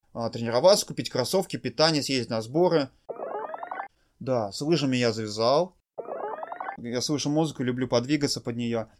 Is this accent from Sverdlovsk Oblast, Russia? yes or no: no; Tolyatti, Samara Oblast, Russia; я из города Тольятти